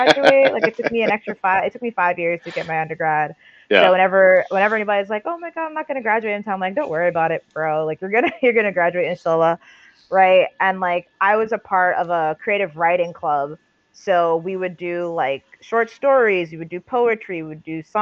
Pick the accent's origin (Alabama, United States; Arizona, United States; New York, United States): New York, United States; New York City; born and raised in Staten Island, still in Staten Island, proudly rep Staten Island, New York